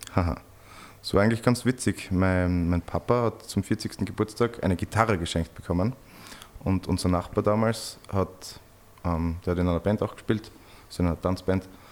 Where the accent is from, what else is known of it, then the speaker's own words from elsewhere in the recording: Bad Gleichenberg, Styria, Austria; now in Graz, Austria; Die ersten fünf Jahre meines Lebens und dann okay. haben meine Eltern in Bad Gleichenberg, das ist ein kleiner Kurort in der Nähe von Graz